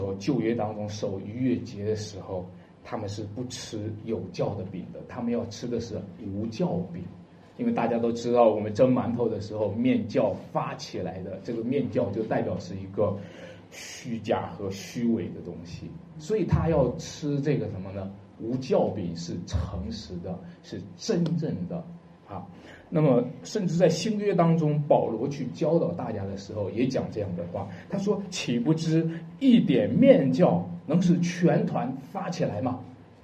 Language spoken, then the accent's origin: Chinese; China; 我们中国人